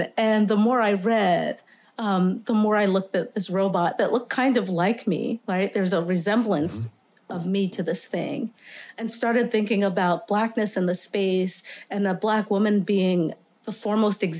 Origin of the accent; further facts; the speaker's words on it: New York City, New York, United States; I grew up in Staten Island, Tottenville, Staten Island, southernmost tip of Staten Island and actually New York.